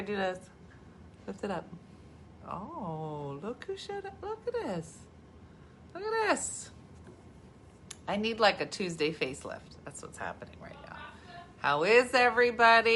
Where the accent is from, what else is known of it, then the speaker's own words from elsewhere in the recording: New Jersey, United States; I'm from Jersey.